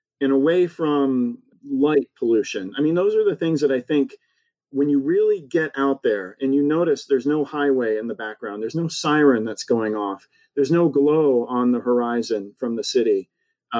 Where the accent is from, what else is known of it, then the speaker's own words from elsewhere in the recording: Akron, Ohio, United States; also born or lived in Boston / Boulder, Colorado / Pennsylvania / Santa Fe, New Mexico; now in Salt Lake City, United States; I grew up in Northeast Ohio, outside of Akron, Ohio